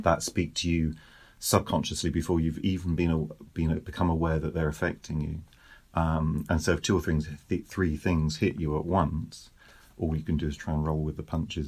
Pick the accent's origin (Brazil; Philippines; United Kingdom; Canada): United Kingdom; moved away as an adult; now in France; I'm British, we now live in France